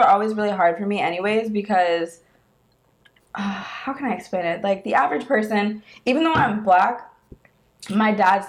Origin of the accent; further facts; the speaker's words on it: Germany; also born or lived in Panama City, Florida; now in North Carolina, United States; I hate telling people I'm from Germany.